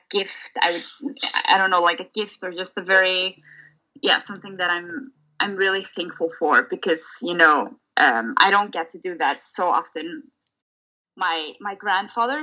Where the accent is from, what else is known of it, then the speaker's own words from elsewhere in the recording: Reykjavik, Capital Region, Iceland; moved away as an adult; I'm currently in Reykjavik, Iceland. So that's my hometown here in Iceland